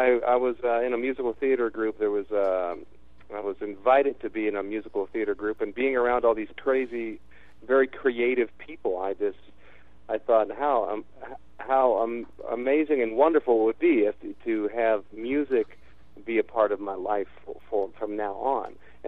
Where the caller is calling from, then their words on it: San Diego, California, United States; I'm actually calling in from San Diego.